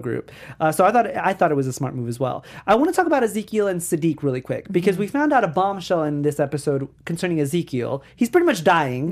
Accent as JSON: {"language": "English", "region": "New York", "country": "United States", "said": "I'm from New York"}